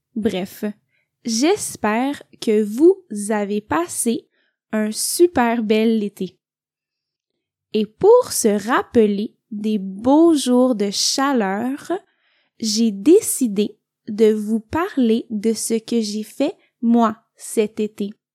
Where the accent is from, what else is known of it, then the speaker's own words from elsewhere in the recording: Montreal, Quebec, Canada; now in Italy; je viens du Québec.